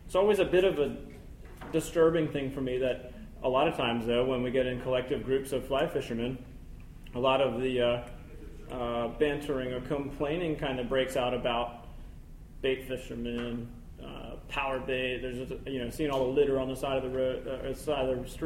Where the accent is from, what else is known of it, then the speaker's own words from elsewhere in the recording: Fairfax, Virginia, United States; I'm from here. I was born in Fairfax